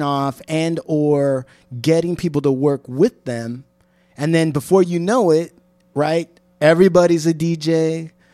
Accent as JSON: {"language": "English", "region": "Washington", "country": "United States", "also_born_or_lived": "Berkeley, California", "moved": "yes", "said": "I'm from Washington"}